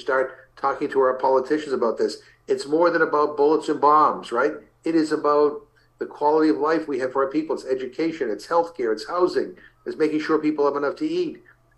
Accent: Massachusetts, United States; there's the ongoing campaign happening in my home state of Massachusetts.

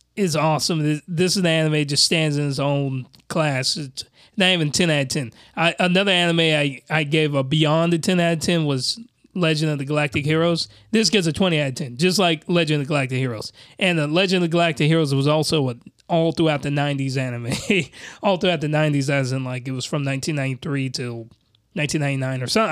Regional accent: United States; a Westerner like myself, I'm American.

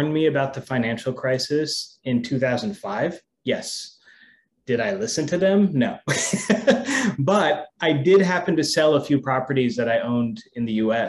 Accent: United States; moved away as an adult; now in Thailand; I grew up in the States and I came over here to work in a property management company

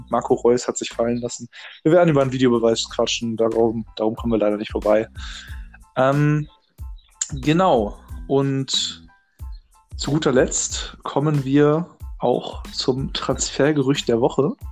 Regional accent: Hamburg, Germany; Ich bin 19 Jahre alt. Ähm, bin aus Hamburg und damit einhergehend Fan vom einzig wahren Verein hier in der Stadt

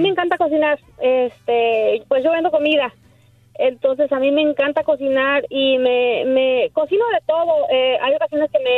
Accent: Mexico; ¿cómo voy a ir a un restaurante latino o, uno como mexicana y voy a ir a pedir en inglés?

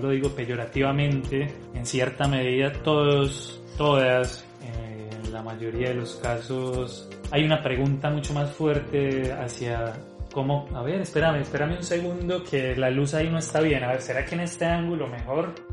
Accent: Colombia; now in Brazil; Yo salí de Colombia hace 13 años y he habitado eh, Brasil un montón durante los últimos 10 años

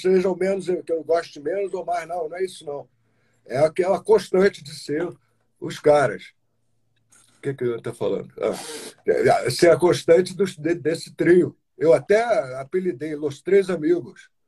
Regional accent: Teresópolis, Rio de Janeiro, Brazil; Olha a minha terra aí, Teresópolis.

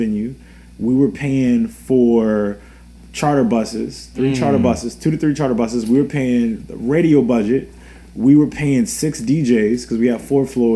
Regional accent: Richmond, Virginia, United States; I'm locally from Richmond.

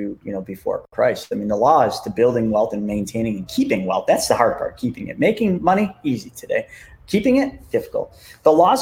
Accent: Buffalo, New York, United States; I'm from Buffalo, New York.

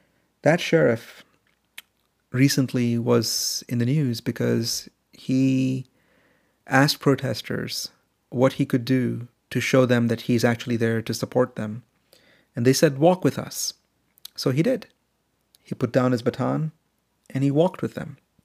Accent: India; also born or lived in Middle East; And in fact, how I grew up in India and in the Middle East in the 80s, all around me were stories of anti-black racism.

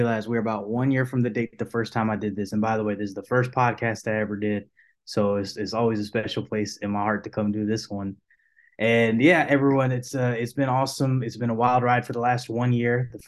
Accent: Houston, Texas, United States; I am born and raised here in Houston, Texas. I've been in Texas my whole life

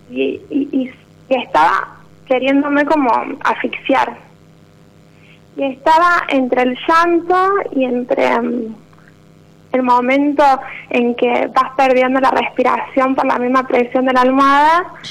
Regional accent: Río Cuarto, Córdoba, Argentina; De Río Cuarto.

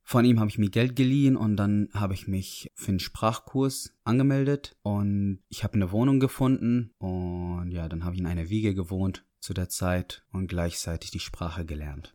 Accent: Syria; German is a second language; moved away as an adult; now in Dortmund, Germany; Ich komme aus Syrien, bin 24

